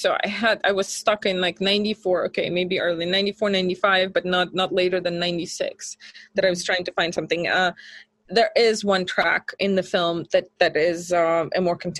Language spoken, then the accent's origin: English; Minsk, Belarus; she grew up in Moscow, I grew up in Minsk.